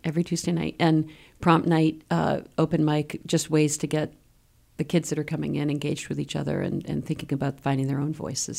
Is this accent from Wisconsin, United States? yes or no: no; Maine, United States; also born or lived in Washington, D.C.; now in Keene, United States; I grew up in Maine.